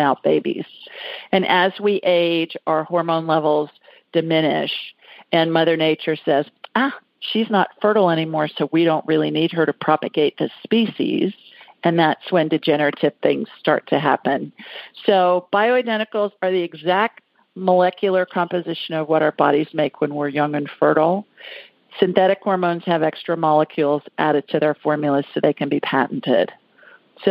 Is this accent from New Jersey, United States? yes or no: no; Columbus, Ohio, United States; now in Birmingham, United States; the city of my birth